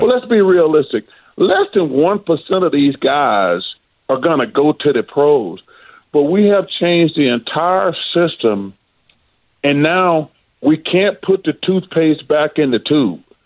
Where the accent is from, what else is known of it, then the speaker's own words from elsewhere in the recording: Alabama, United States; growing up in Alabama and being an Auburn grad